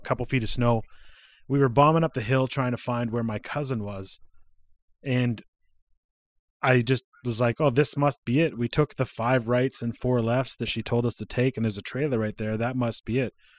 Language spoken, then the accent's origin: English; Alberta, Canada; also born or lived in Saskatchewan / Regina / British Columbia; I live in Alberta. I'm, I lived in B C for a while, but I live in Alberta. I was raised here. I wasn't born here. I was born in Saskatchewan.